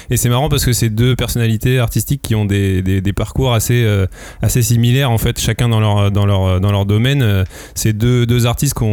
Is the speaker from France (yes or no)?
yes; France; Ouais, et que du coup, nous, en tant que Français, on ne découvre qu'aujourd'hui